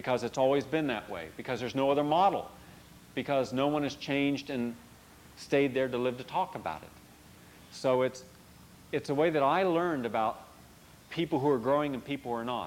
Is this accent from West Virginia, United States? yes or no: yes; West Virginia, United States; moved away; I don't live in West Virginia. I would have been shot had I still lived in West Virginia